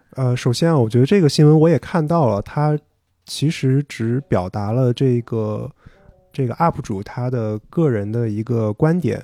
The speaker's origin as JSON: {"language": "Chinese", "region": "northern China", "country": "China", "tie": "born or raised there", "also_born_or_lived": "Singapore", "said": "我们国内北方嘛，我们老家"}